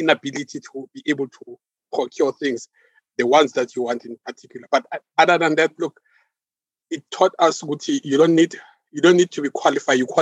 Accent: East Rand, Gauteng, South Africa; I'm born and bred in Gauteng, East Rand to be exact

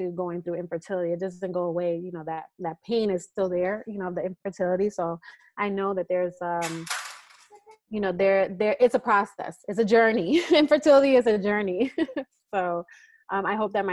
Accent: East Coast, United States; now in California, United States; we're from the East Coast

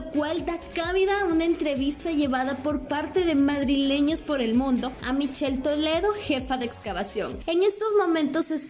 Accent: Sensuntepeque, Cabañas, El Salvador; yo soy de un pueblo, yo soy de Sensuntepeque, ¿no? Y para llegar a Sensunte tengo que pasar por Hilo Vasco.

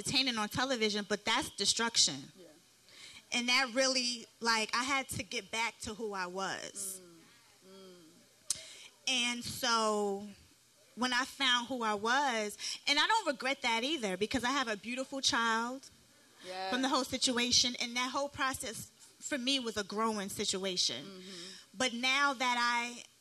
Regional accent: New York City, New York, United States; also born or lived in Bronx, New York / Harlem, New York; I'm from Brooklyn, but I did live in all five boroughs

